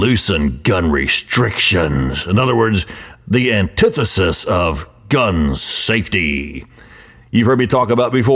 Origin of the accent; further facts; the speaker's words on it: Florida, United States; In Florida here, yes, my home state